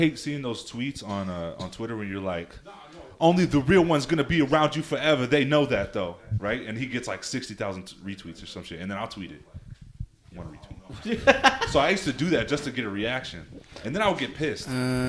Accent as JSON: {"language": "English", "region": "Texas", "country": "United States", "said": "all right, I'm from Texas."}